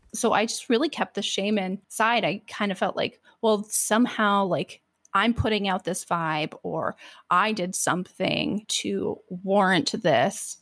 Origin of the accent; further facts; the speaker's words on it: the Bible Belt, United States; I grew up in the Bible Belt